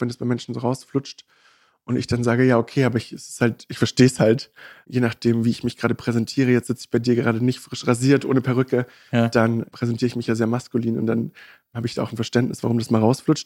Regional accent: Magdeburg, Saxony-Anhalt, Germany; now in Berlin, Germany; wir sind ja ursprünglich aus Magdeburg

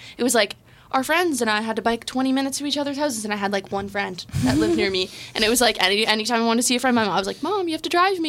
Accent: Enterprise, Ontario, Canada; moved away as an adult; now in Belleville, Canada; So I always tell everyone I'm from Kingston because it's just easier. Mm-hmm. I'm from like a little small town, like 30 minutes out of Kingston, between like Napanee and Kingston. It's called Enterprise.

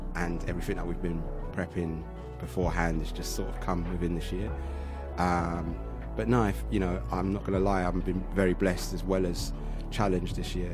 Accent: London, United Kingdom; I'm from Southeast London. I want them to know I'm from Catford

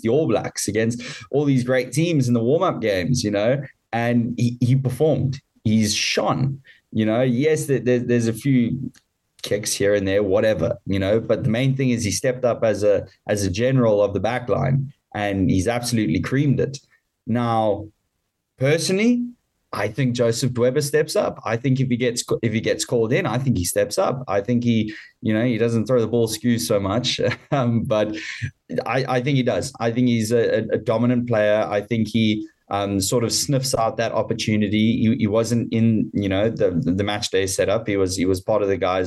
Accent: South Africa; As a South African

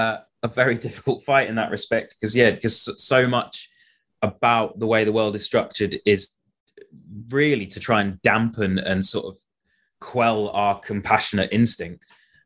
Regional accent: United Kingdom; especially us, like growing up in Britain, where we have this hangover of the Victorian era

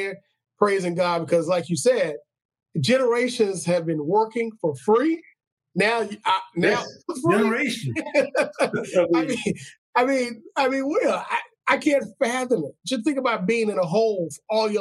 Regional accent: Louisiana, United States; I grew up in Louisiana. We had Juneteenth Festival

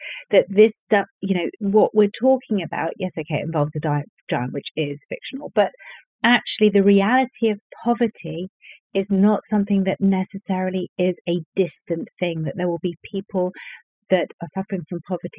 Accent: Northern Ireland, United Kingdom; I'm from Northern Ireland

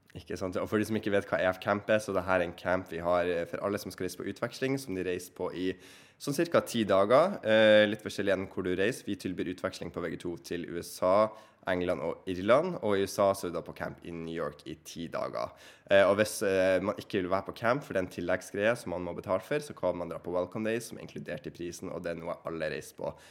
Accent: Bodø, Nordland, Norway; also born or lived in Ohio; Jeg er fra Bodø

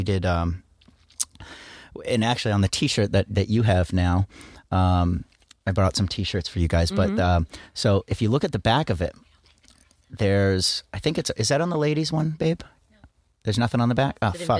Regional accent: Portland, United States; but my hometown, Portland, it was a big family reunion.

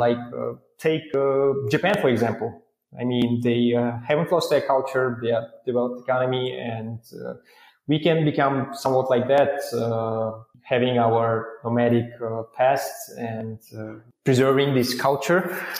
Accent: Bishkek, Kyrgyzstan; Yes, I was born in Bishkek, which is a capital city, and it was called Frunze back in the time, as we used to be a part of the Soviet Union, and later we got our independence.

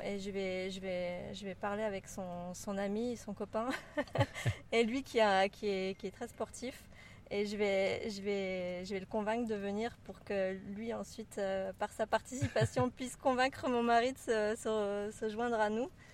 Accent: France; moved away as an adult; also born or lived in Brittany / Toulouse area / Spain / Maldives; now in Geneva, Switzerland; originaire de, de France, j'ai grandi entre la Bretagne et la région toulousaine.

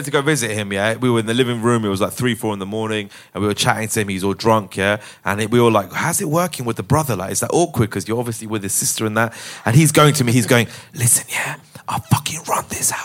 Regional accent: Hounslow, London, United Kingdom; my boys that I grew up with in Hounslow

